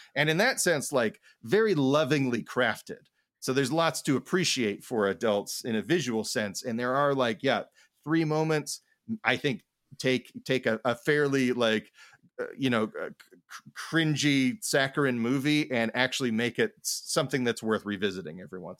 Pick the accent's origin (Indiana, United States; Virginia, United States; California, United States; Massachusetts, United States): Indiana, United States; Indianapolis; I grew up on the south side of Indianapolis.